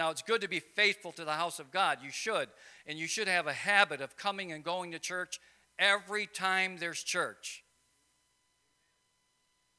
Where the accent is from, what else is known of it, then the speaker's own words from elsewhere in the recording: Wisconsin, United States; I'm from Wisconsin, you know, where we have two seasons